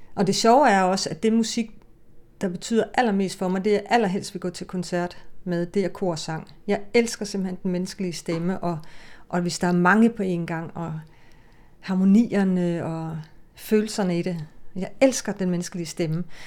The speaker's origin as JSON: {"language": "Danish", "country": "Denmark", "tie": "born or raised there", "first_language": "Danish", "said": "det er mit fædre land, altså det er, og mit moders mål. Men det er jo der, jeg er vokset op"}